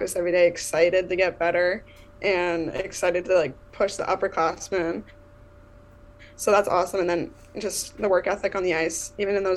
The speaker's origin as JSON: {"language": "English", "town": "Chatsworth", "region": "Ontario", "country": "Canada", "also_born_or_lived": "Cambridge, Ontario", "moved": "yes", "lives_now": "Rochester, United States", "said": "I'm from Chatsworth, Ontario, Canada"}